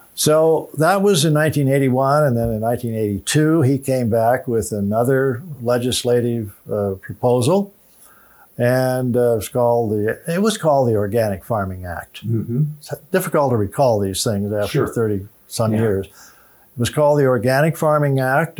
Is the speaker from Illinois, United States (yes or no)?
yes; Illinois, United States; moved away; my home state of Illinois